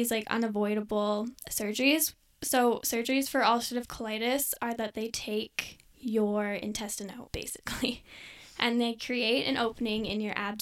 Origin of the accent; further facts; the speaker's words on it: Airdrie, Alberta, Canada; moved away as an adult; also born or lived in Saskatchewan; I go to school in Saskatchewan, but I'm from Airdrie.